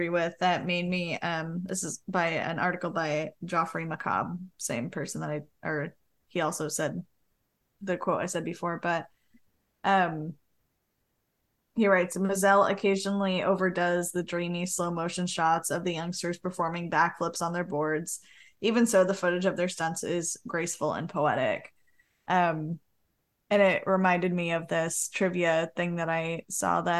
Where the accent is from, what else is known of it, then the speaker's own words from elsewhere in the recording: East Coast, United States; I am from the East Coast, but not New York.